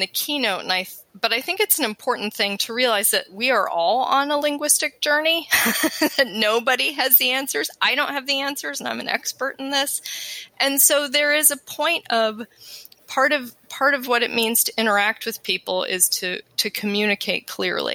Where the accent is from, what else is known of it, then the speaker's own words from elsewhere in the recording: Colorado, United States; accent: American Western; moved away; also born or lived in East Coast; I grew up in Colorado, so I have the American Western